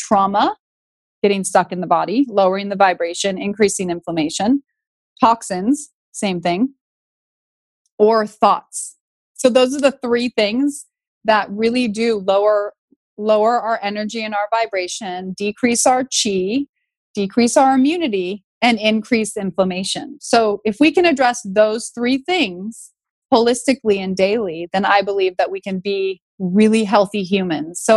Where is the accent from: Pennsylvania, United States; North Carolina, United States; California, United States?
California, United States; Northern; I grew up in Northern California